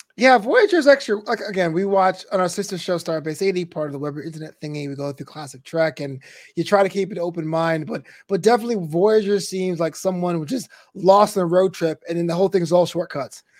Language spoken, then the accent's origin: English; New York, United States; I am from New York